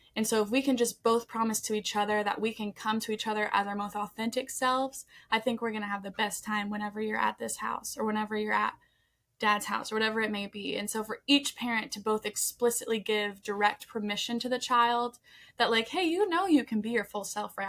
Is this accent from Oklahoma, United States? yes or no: no; Colorado, United States; we're from Colorado